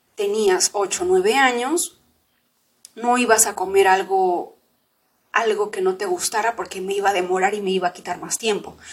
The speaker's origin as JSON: {"language": "Spanish", "region": "Lima", "country": "Peru", "tie": "born or raised there", "also_born_or_lived": "Huancayo, Peru", "said": "nos fuimos de, de Huancayo, que es donde yo vivía, nos fuimos a la ciudad de Lima."}